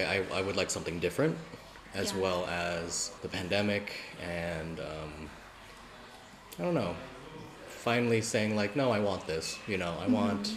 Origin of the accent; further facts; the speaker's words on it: United States; I'm Asian American, by the way.